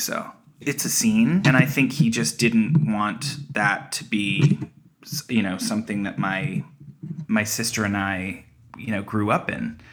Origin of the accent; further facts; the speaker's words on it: Toronto, Ontario, Canada; we were raised in Toronto, my whole family